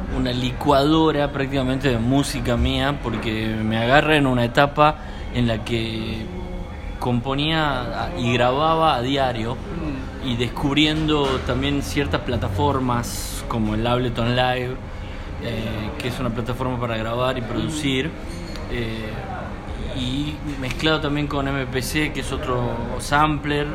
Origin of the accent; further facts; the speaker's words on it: San Miguel de Tucumán, Tucumán, Argentina; moved away as an adult; now in Buenos Aires, Argentina; nací en San Miguel de Tucumán, que es la capital